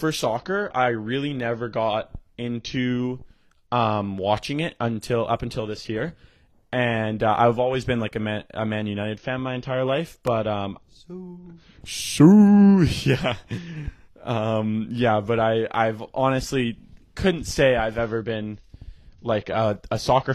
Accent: Canada; we're Canadian. It's kind of in our blood.

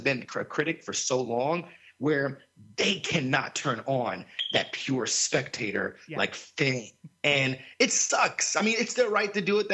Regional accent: South Florida, United States; where I grew up in South Florida

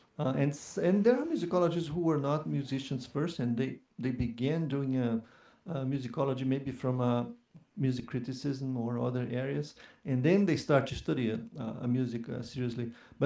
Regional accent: Curitiba, Paraná, Brazil; moved away; also born or lived in São Paulo; I'm Curitibano. I'm from Curitiba, and it was there where I started studying classical guitar many years ago

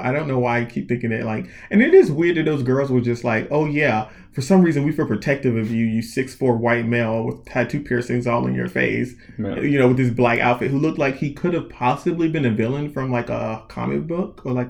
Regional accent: North Carolina, United States; I am from, like, country, North Carolina, small town.

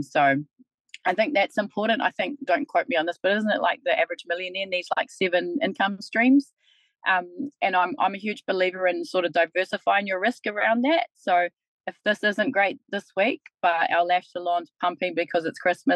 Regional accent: Kaitaia, Northland, New Zealand; now in Taranaki, New Zealand; I'm actually from Kaitaia as well, so I'm from Te Rārua

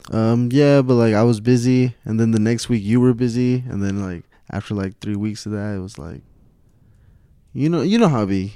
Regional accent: Stockton, California, United States; I'm from North California, Stockton, California

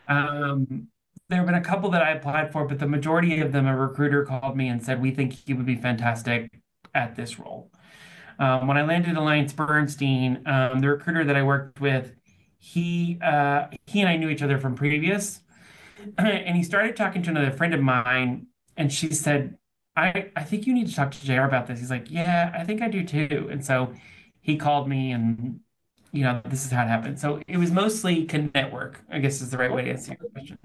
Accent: Nashville, Tennessee, United States; also born or lived in Auburn; I'm from Nashville. I moved back to Nashville

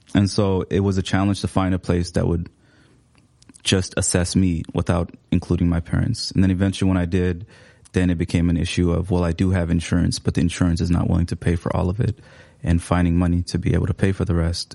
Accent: Seattle, Washington, United States; English is a second language; moved away as an adult; now in Minneapolis, United States; I came here in about 2017, but I, I grew up in Seattle

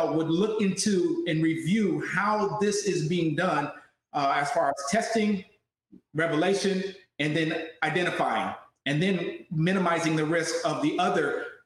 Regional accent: Southern California, United States; I'm from Southern California

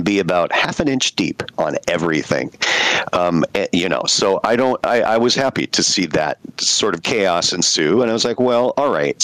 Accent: United States; I grew up in the United States scouting

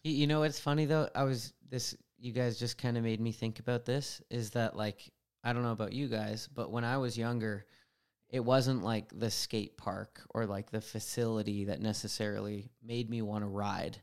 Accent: Vancouver Island, British Columbia, Canada; I grew up on Vancouver Island, which was big bike influence

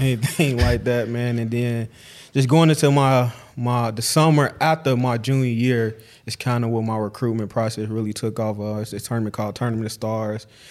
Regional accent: Chicago, Illinois, United States; moved away as an adult; I'm from Chicago

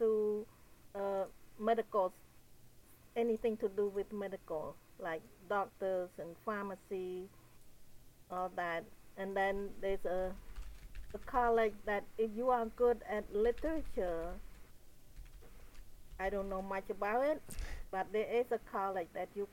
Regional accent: Cambodia; English is a second language; moved away as an adult; now in United States; I was born in Cambodia and grew up in the farm area.

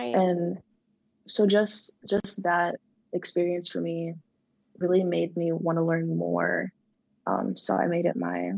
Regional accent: San Diego, California, United States; So I grew up in from California. I was born in San Diego, grew up around in like a Hispanic community.

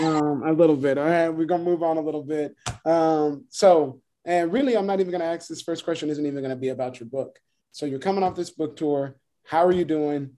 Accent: Florida, United States; moved away as an adult; now in Minneapolis, United States; I'm from Florida

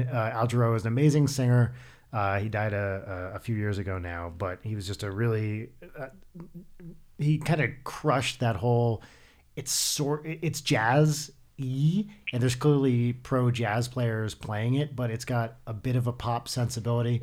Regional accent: New Jersey, United States; now in Los Angeles, United States; I'm from New Jersey

